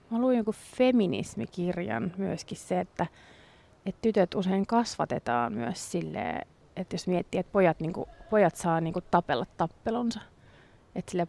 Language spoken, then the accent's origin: Finnish; Ireland; kun mä oon irlantilainen ja mä äiti on syntynyt englanniksi, mut kasvatettu